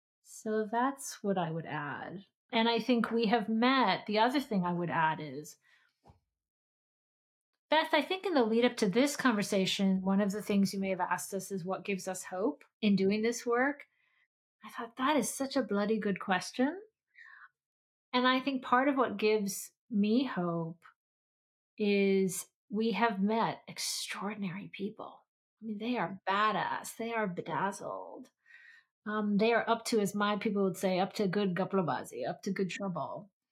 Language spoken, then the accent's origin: English; Philippines; also born or lived in Pakistan; I grew up in the Philippines in Pakistan, and so it took me some time to discover Audre Lorde and Pat Parker